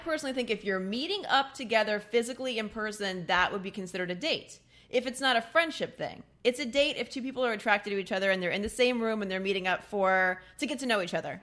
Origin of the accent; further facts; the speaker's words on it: Midwest, United States; I'm from the Midwest